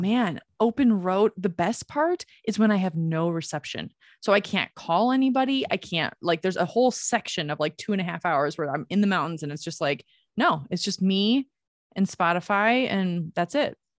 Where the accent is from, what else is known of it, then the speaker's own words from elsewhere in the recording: Michigan, United States; the town that I grew up in in Michigan is pretty much almost exclusively Catholic